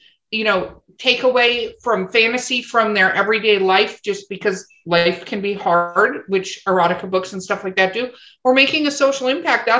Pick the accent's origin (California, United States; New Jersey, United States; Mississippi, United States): California, United States; Los Angeles; I grew up in Hollywood, California